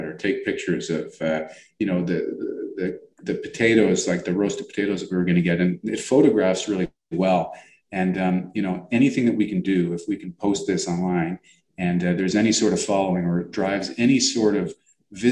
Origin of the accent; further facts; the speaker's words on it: Toronto, Ontario, Canada; I grew up around Pape and Danforth and it used to be all Greek stores